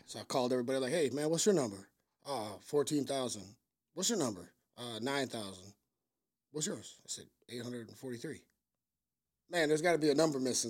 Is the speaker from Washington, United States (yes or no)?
yes; Vancouver, Washington, United States; moved away as an adult; now in Chicago, United States; I'm from Vancouver, Washington